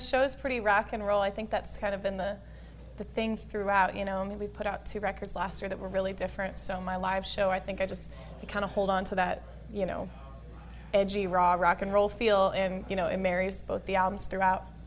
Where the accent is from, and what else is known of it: Midwest, United States; born or raised there